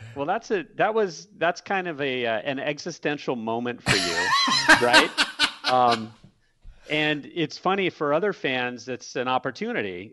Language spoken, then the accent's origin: English; San Diego, California, United States; I lived in, I grew up in San Diego.